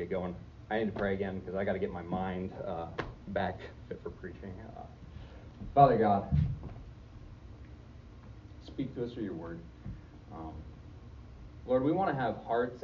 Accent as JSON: {"language": "English", "country": "United States", "said": "as an American"}